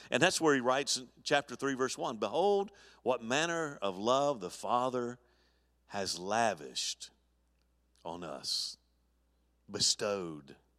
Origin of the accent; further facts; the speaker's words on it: Mobile, Alabama, United States; moved away; my hometown in Al, in Mobile, Alabama